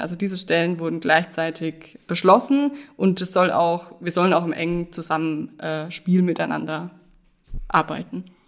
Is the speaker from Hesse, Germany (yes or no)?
no; Bad Kissingen, Bavaria, Germany; moved away as an adult; also born or lived in Freiburg; Ich bin geboren in Bad Kissingen und ähm, lebe da mittlerweile auch wieder